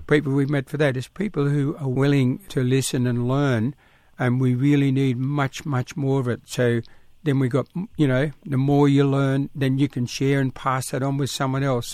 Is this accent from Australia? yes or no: yes; South Coast New South Wales, Australia; all us kids were born and little camps all along the coast, in country